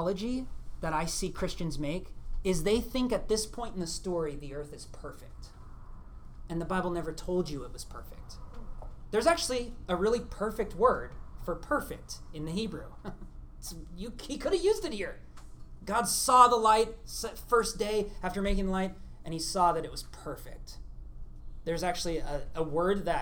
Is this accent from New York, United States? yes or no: no; Portland, Oregon, United States; I'm from Portland